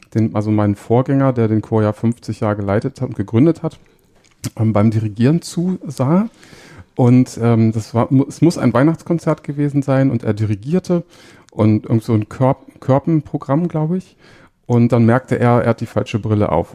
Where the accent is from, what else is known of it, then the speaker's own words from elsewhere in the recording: Hanover, Lower Saxony, Germany; ich bin auch in Hannover aufgewachsen